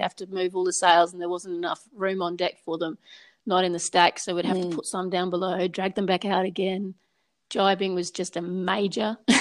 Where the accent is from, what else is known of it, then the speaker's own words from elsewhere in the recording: Papua New Guinea; moved away; also born or lived in Rabaul, Papua New Guinea / Port Moresby, Papua New Guinea / Sydney, Australia; I was born and grew up in Papua New Guinea. We, first of all, we lived on the islands up in the north, Rabaul